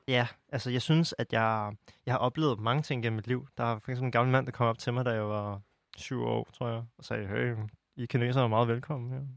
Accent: Denmark; also born or lived in China; jeg er vokset op i en helt anden omgivelser i Danmark

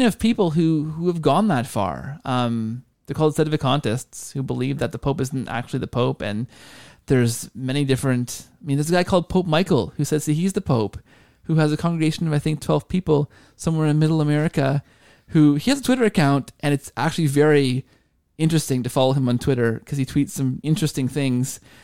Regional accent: Canada; as a Canadian

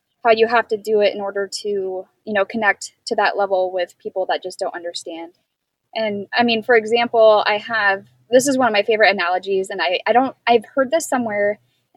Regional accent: San Diego County, California, United States; when I would tell people I'm from San Diego, people didn't really believe me because, you know, a lot of the kids that I went to school with were from the city San Diego. And they were like, I thought you were from like Texas or whatever, because you grew up on a ranch

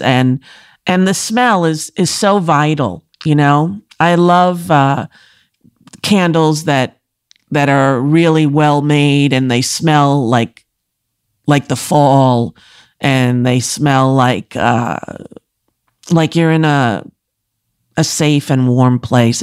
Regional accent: Commack, New York, United States; I'm from Comac, exit fifty-two

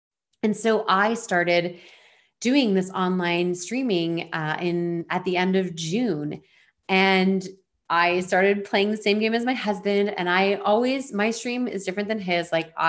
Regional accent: Ontario, Canada; moved away as an adult; now in Vancouver Island, Canada; I'm from Eastern Ontario outside of Toronto, and I live now on Vancouver Island.

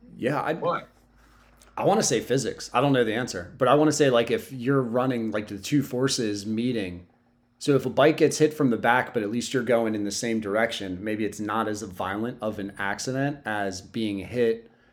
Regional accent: Sussex County, Delaware, United States; I'm from Sussex County, so I don't know any road names

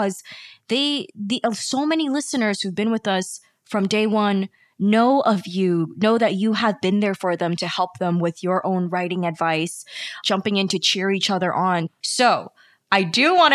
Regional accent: New York, United States; I was born here in New York, my family being immigrants, coming here

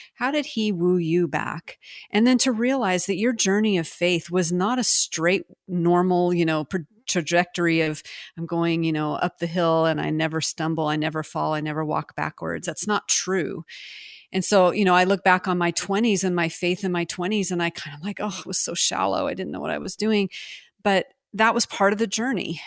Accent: United States; also born or lived in France

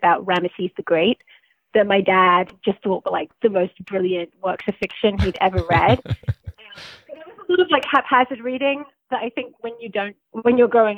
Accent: Bedfordshire, East of England, United Kingdom; So I'm from England. I grew up in the south of England in a small town in Bedfordshire

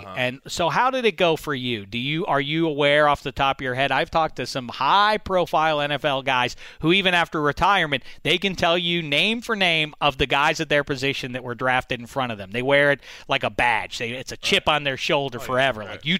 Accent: Pittsburgh, Pennsylvania, United States; now in Los Angeles, United States; I'm from Pittsburgh.

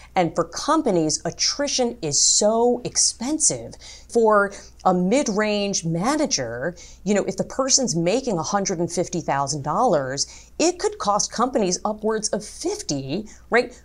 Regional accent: New York City, New York, United States; I was born in Brooklyn

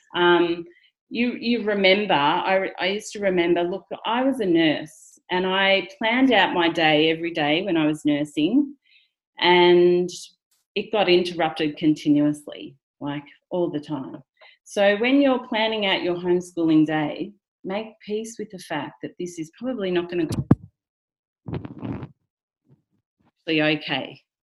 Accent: rural Victoria, Australia; I just pretty much grew up in rural Victoria at the regular high school

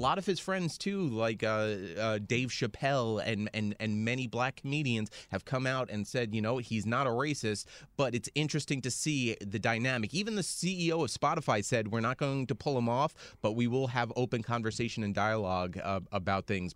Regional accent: United States; as an American

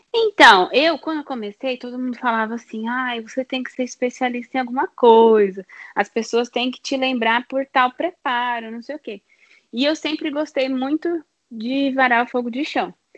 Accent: Brazil

